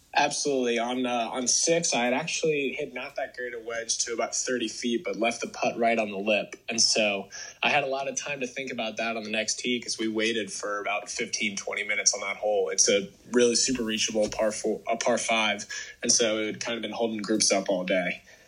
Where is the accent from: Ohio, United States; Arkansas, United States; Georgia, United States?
Georgia, United States; Atlanta; I'm from Atlanta, and my home course growing up was called uh, Chastain Park Golf Course